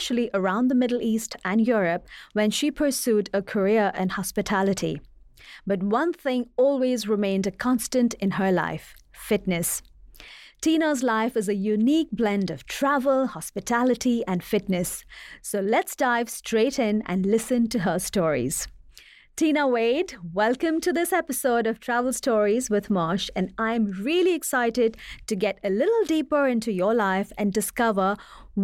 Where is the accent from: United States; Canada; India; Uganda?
India; moved away; my home country India